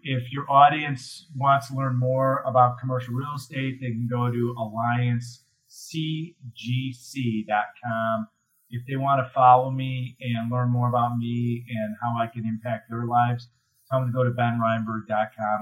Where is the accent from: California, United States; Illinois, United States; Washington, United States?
Illinois, United States; Chicago; I'm from Chicago